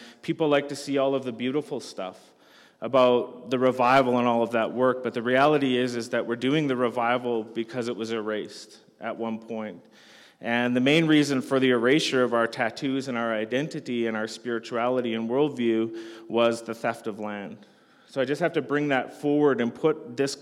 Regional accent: Canada; I'm from Canada

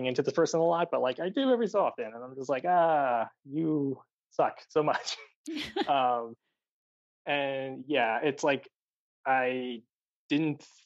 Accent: Maryland, United States; now in Los Angeles, United States; I'm from Maryland

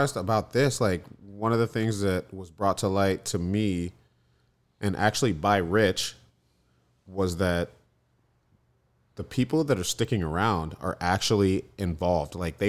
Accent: Florida, United States; I come from a consistency background. I came from Florida, where everything's like turn and burn

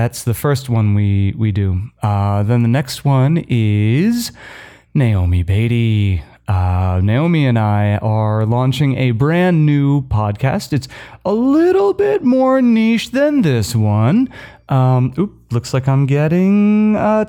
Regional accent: United States; moved away; my home country

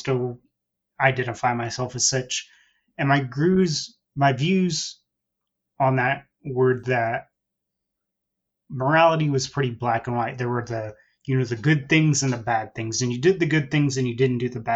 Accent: Central Texas, United States; I'm in Texas, so in the Central Texas area. So born and raised in that area

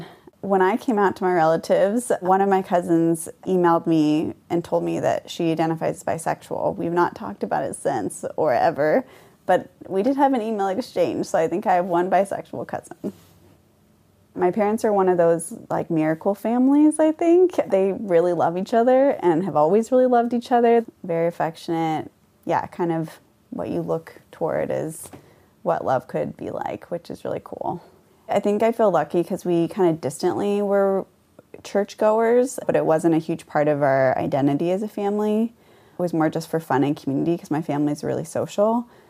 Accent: Conway, Washington, United States; I grew up in Mount Vernon. It's about an hour from Seattle and an hour from the Canadian border. I guess it depends on how you define small town. I actually grew up in Conway, which is a small town.

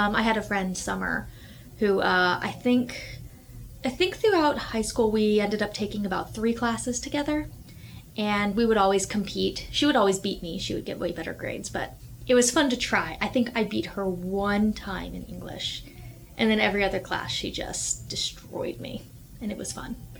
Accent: Houston, Texas, United States; I come from Houston.

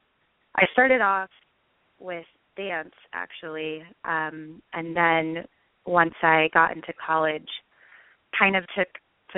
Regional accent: Long Beach, California, United States; So I grew up in Long Beach, California, which is a very creative city in my eyes

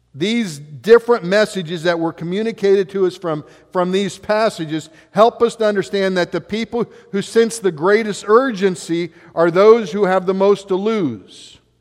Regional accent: West Alexandria, Ohio, United States; growing up in West Alexandria, we had, you know, I was working out in fields with a, uh, a lot of the farmers all around us

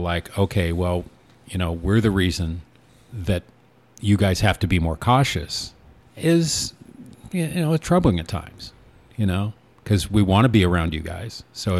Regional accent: Newport, Oregon, United States; moved away; growing up in Newport

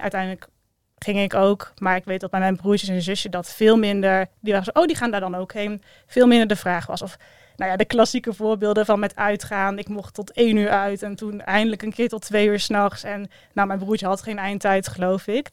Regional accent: Breda, North Brabant, Netherlands; also born or lived in Maastricht; ik ben opgegroeid in Breda, geboren in Maastricht, maar daar wel geteld eh, drie maanden gewoond

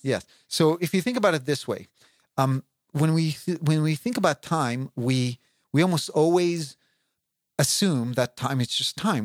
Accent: Israel; moved away; I grew up in Israel, and I know Hebrew

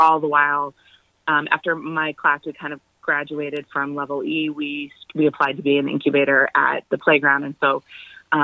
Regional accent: Champaign, Illinois, United States; moved away as an adult; also born or lived in Chicago, United States; now in Los Angeles, United States; I was born in Champaign, which is downstate where the university is. But I lived in Chicago for about 14, 15 years before I moved to LA. So I feel like Chicago is my home.

